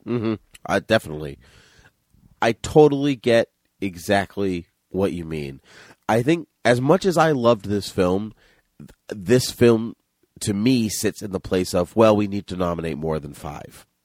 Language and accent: English; New Bedford, Massachusetts, United States; we grew up in New Bedford